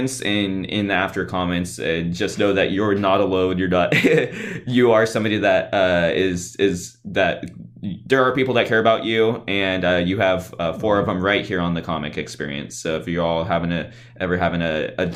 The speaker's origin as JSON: {"language": "English", "region": "California", "country": "United States", "said": "I'm from one of the groovy ones"}